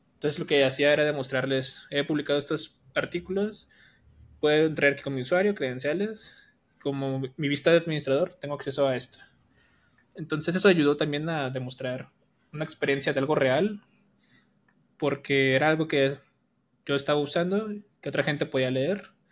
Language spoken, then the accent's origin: Spanish; Jalisco, Mexico; also born or lived in Colima, Mexico; now in Guadalajara, Mexico; Yo nací en Jalisco, pero me fui a vivir a Colima. Entonces estaba en Colima